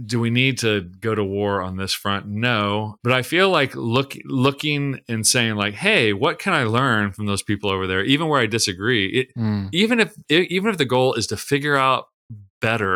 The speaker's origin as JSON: {"language": "English", "town": "Tulsa", "region": "Oklahoma", "country": "United States", "tie": "born or raised there", "said": "I grew up in Tulsa, Oklahoma, which is like the televangelist"}